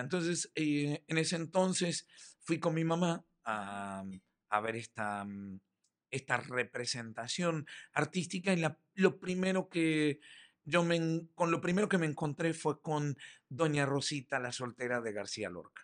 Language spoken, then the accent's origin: Spanish; Montevideo, Uruguay; also born or lived in Michoacán, Mexico; now in Yucatán, Mexico; Soy orgullosamente montevideano, uruguayo.